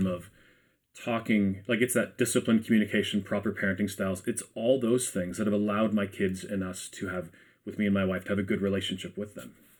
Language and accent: English; Ajax, Ontario, Canada; I'm from Ajax myself